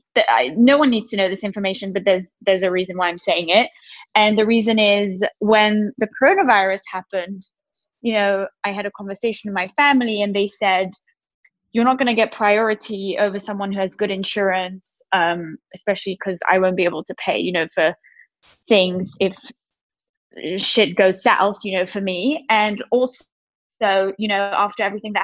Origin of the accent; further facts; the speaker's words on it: Switzerland; I'm from Switzerland.